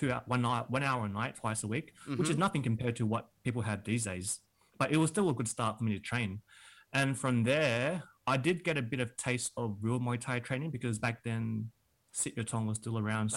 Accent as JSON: {"language": "English", "town": "Kensington", "region": "Victoria", "country": "Australia", "tie": "born or raised there", "said": "in Kensington, which was like inner west."}